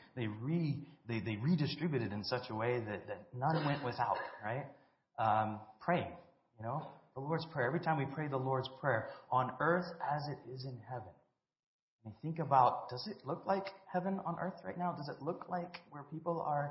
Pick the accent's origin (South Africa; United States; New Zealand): South Africa; I grew up in South Africa